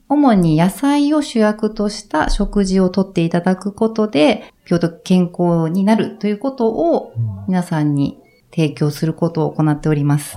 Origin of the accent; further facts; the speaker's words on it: Sapporo, Hokkaido, Japan; moved away as an adult; also born or lived in Tokyo; もともと私実家が札幌で